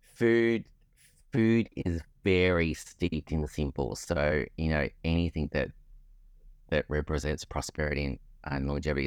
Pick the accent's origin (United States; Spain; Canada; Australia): Australia; being Australian